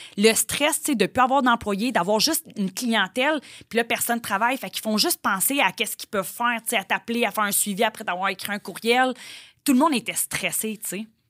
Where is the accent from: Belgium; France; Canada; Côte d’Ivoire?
Canada; Joliette, Quebec; je viens de Joliette. Ouais. Je suis une petite fille de campagne.